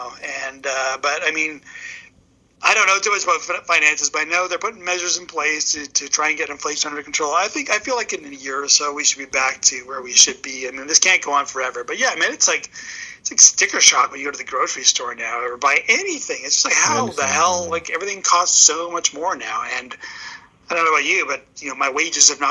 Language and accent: English; Edmonton, Alberta, Canada; moved away as an adult; now in Toronto, Canada; I am originally from the heartland of Alberta. I'm from Edmonton.